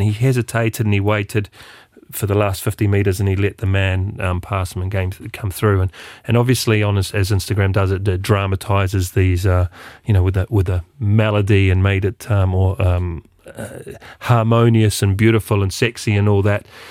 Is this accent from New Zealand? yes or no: yes; New Zealand; being a Kiwi